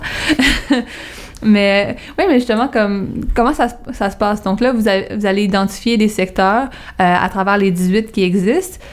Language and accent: French; Montreal, Quebec, Canada; moi aussi je viens de Verdun